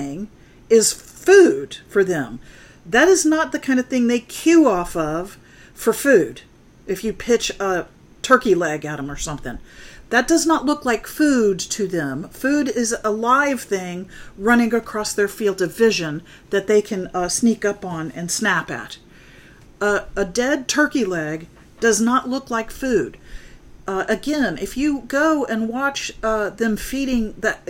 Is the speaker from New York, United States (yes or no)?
no; Florida, United States; also born or lived in North Dakota; now in Huntsville, United States; I grew up in Florida